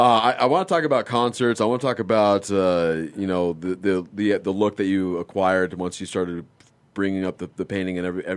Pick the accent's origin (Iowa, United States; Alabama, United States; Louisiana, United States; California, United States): California, United States; Los Angeles; moved away as an adult; also born or lived in El Paso, Texas; now in Phoenix, United States; I grew up in Los Angeles area